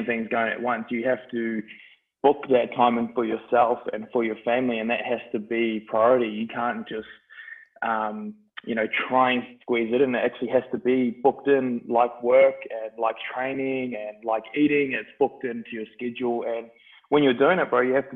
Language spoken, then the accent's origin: English; Christchurch, Canterbury, New Zealand; now in Australia; I grew up in New Zealand. I did the first half of my life in New Zealand, which was a great experience. It was different for me compared to a lot of people. My old man was in the army, so we were based on a lot of army camps, and we moved around a little bit, but did most of my growing up in Christchurch, New Zealand